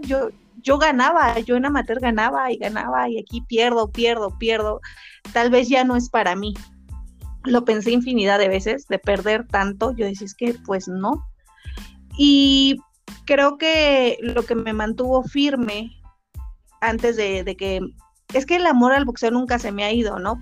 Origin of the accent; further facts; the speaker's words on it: San Juan del Río, Querétaro, Mexico; now in Tlalnepantla de Baz, Mexico; soy originaria de San Juan del Río Querétaro, pero represento orgullosamente al municipio de Clanepancla de Vaz